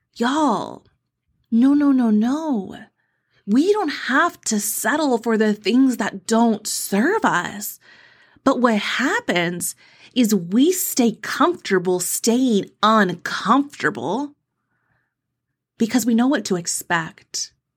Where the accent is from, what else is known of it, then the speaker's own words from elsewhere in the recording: Texas, United States; I'm from Texas